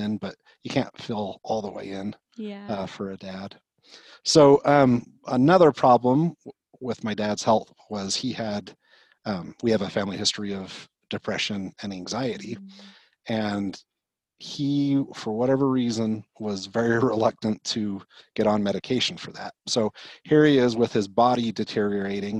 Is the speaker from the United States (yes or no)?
yes; Murray, Utah, United States; So I grew up in Murray, Utah, graduated from Murray High School